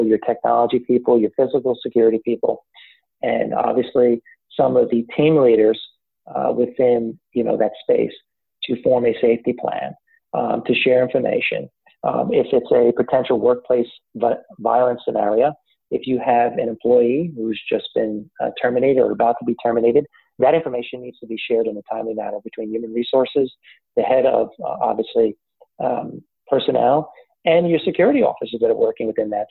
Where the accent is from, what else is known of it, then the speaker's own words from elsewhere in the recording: North Shore of Long Island, New York, United States; now in Raleigh, United States; I'm originally from the North Shore of Long Island